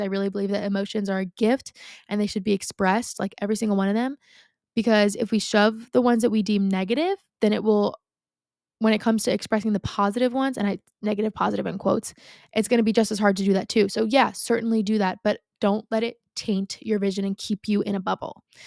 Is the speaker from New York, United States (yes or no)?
yes; Long Island, New York, United States; I grew up on Long Island. I still live on Long Island, right?